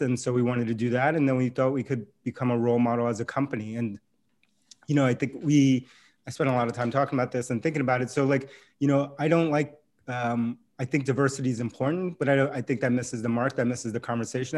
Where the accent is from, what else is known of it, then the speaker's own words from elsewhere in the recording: New York City, New York, United States; moved away as an adult; also born or lived in Boston; I grew up in New York City